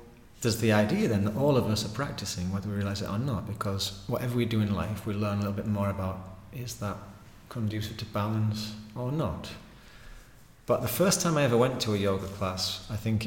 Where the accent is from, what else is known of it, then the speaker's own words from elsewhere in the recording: Pickering, Yorkshire and the Humber, United Kingdom; moved away; I grew up in Pickering in North Yorkshire